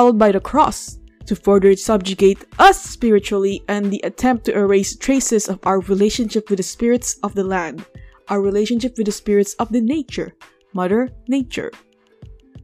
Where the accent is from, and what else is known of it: Philippines; first language Tagalog; English is a second language